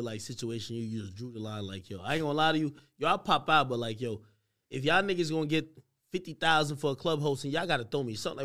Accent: New Jersey, United States; I am from Jersey

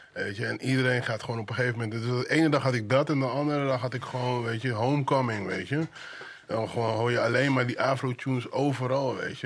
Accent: 's-Hertogenbosch, North Brabant, Netherlands; moved away as an adult; also born or lived in Suriname; now in Amsterdam, Netherlands; Ik ben, ik ben in Suriname geboren, maar ik kom uit Den Bosch.

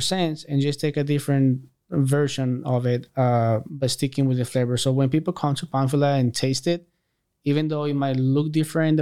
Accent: Aguascalientes, Mexico; now in San Antonio, United States; I'm from Aguascalientes.

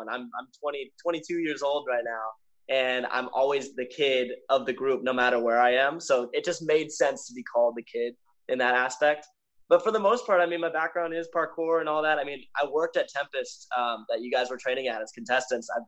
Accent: Los Angeles, California, United States; I've been kind of born and raised in Los Angeles, so I've always been around here.

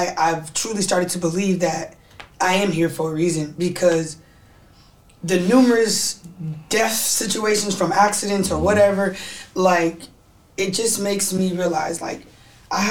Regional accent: the Bay Area, California, United States; Growing up in the Bay

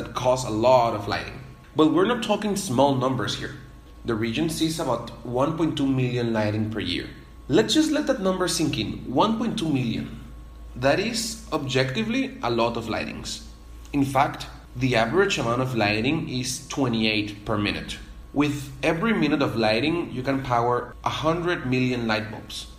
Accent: Zulia, Venezuela; now in McMinnville, United States; I'm from Venezuela, and the flag of my birth state, which is Zulia

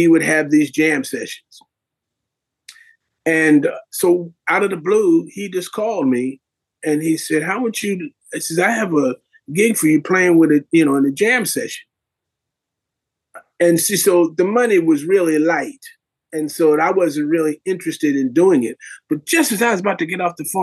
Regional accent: New York, United States; I'm from New York here.

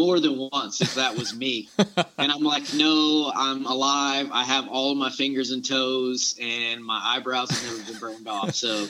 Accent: Florida, United States; now in Fort Stewart, United States; But I was born and raised in the South. I grew up in the Panhandle of Florida, or Panama City and Pensacola area, so I'm very familiar with the swamps and the type of hunting that you guys deal with.

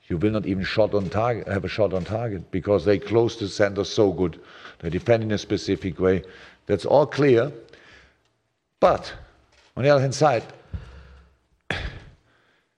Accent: Germany; moved away; I'm from Germany

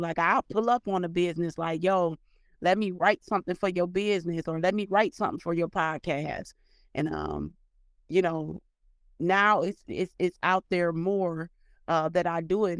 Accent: Cleveland, Ohio, United States; moved away as an adult; also born or lived in Dayton, Ohio; now in Atlanta, United States; from kindergarten all the way up until sixth grade, seventh grade, I was in Cleveland. And then from seventh grade, from the time I graduated, I grew up in Dayton

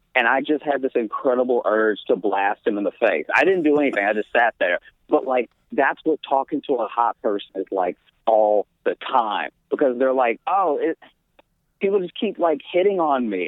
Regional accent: Louisiana, United States; moved away as an adult; also born or lived in Chicago; now in New York, United States; I grew up in Louisiana. That's where I was born.

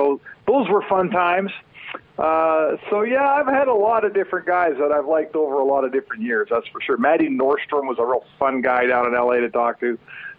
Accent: Edmonton, Alberta, Canada; I grew up in Edmonton

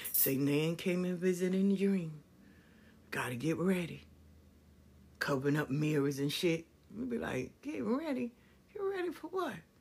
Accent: New York, United States; moved away as an adult; also born or lived in Atlanta; I grew up in New York. I stayed in Atlanta for twenty years.

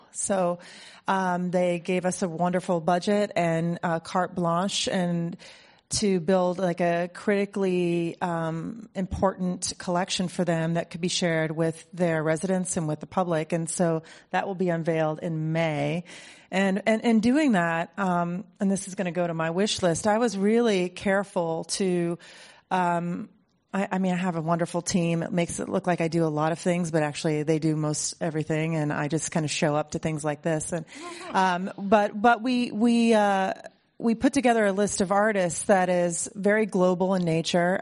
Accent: Ohio, United States; now in Mill Valley, United States; I grew up in Ohio in a place that was completely devoid of culture

